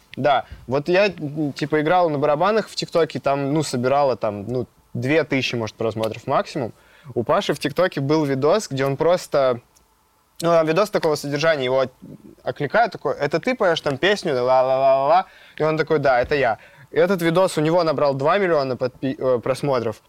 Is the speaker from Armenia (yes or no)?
no; Gorno-Altaysk, Altai Krai, Russia; moved away; я родился в Горно-Алтайске и э, начал там тоже увлекаться музыкой